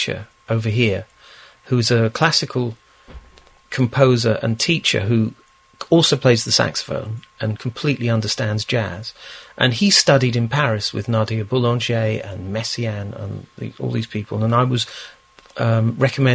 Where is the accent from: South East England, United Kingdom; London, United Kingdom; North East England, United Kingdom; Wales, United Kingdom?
London, United Kingdom; in Chiswick, where we are at this very moment. I wasn't born in this flat, but I was born in Chiswick.